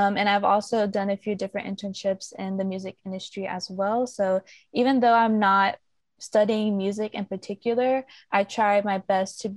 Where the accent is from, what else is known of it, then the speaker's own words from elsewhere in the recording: Dallas, Texas, United States; also born or lived in Austin; I'm back home in Dallas for the time being